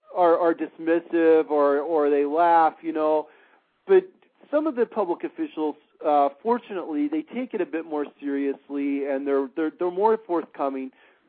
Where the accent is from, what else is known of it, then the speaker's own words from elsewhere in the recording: Michigan, United States; many of the latest reported sightings have been in my home state of Michigan.